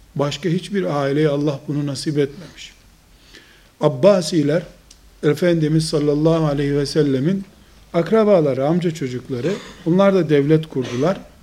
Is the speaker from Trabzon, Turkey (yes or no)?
yes; Trabzon, Turkey; Kuzey Karadeniz'de Trabzonluyum